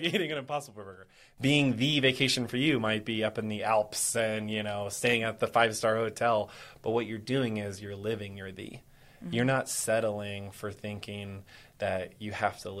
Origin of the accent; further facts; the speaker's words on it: Texas, United States; I'm Texan